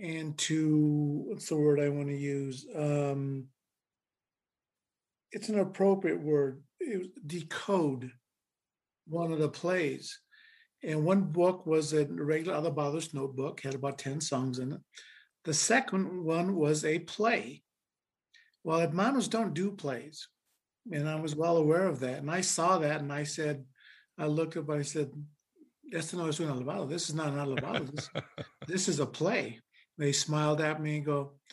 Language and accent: English; Colorado, United States; I grew up here in Colorado